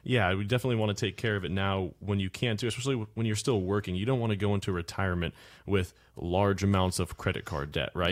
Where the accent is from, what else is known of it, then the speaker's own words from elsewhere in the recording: Cape Coral, Florida, United States; I'm from Cape Coral, Florida